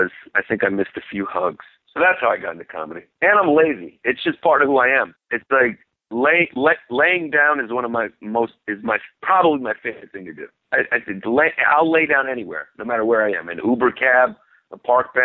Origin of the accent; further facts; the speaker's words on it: New York City, New York, United States; first language Greek; English is a second language; I grew up in Brooklyn